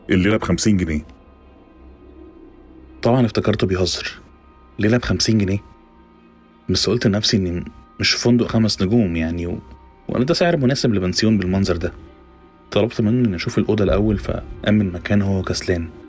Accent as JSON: {"language": "Arabic", "town": "Cairo", "region": "Cairo Governorate", "country": "Egypt", "said": "الدنيا عندنا في القاهرة دايما زحمة وحر"}